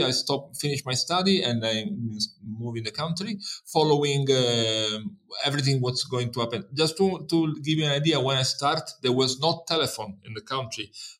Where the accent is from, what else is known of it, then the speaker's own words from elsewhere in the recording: Palermo, Sicily, Italy; English is a second language; I grew up in Palermo. That was a very sweet city when I was young.